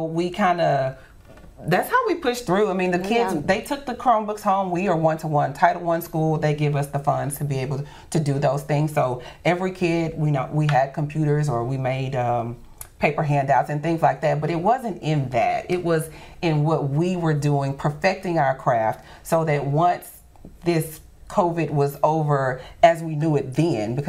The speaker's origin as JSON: {"language": "English", "town": "Shreveport", "region": "Louisiana", "country": "United States", "tie": "born or raised there", "said": "Shreveport-Bossier is my home. I don't know any other place but Shreveport-Bossier. Lived here my entire life"}